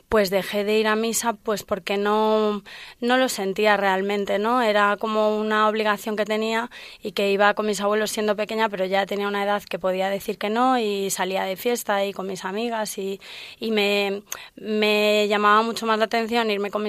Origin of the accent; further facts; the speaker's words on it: Valladolid, Castile and León, Spain; now in Madrid, Spain; Soy de Valladolid, mis padres son de Valladolid, y mi padre es de León. Eh, tengo 37 años y llevo en Madrid ya muchos años trabajando y estudiando y haciendo lo que puedo.